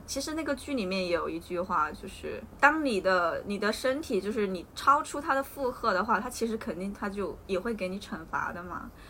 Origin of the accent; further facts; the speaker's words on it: Hunan, China; 我作为一个湖南人，考湖大的时候，我没有报名资格